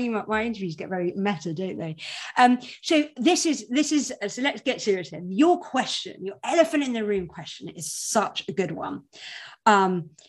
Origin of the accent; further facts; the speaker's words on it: United Kingdom; I'm British